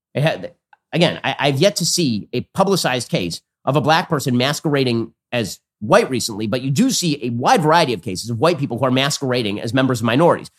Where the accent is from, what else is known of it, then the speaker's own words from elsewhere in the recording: United States; as an American